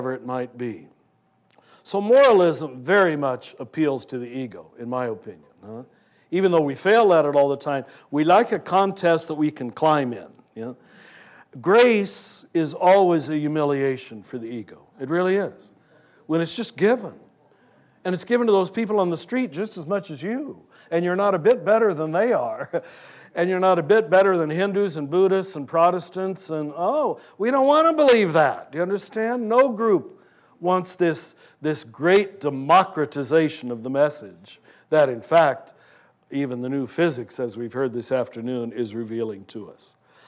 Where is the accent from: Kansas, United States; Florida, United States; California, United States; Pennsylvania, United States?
Kansas, United States; I was raised in Kansas